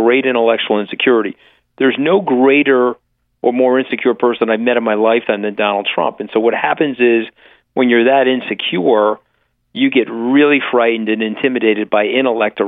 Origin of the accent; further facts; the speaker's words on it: Long Island, New York, United States; we're from Long Island